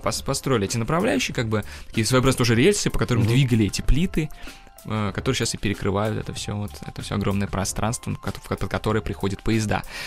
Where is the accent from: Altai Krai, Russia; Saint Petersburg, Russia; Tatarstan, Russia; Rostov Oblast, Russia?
Tatarstan, Russia; Kazan; now in Moscow, Russia; я родом из Казани.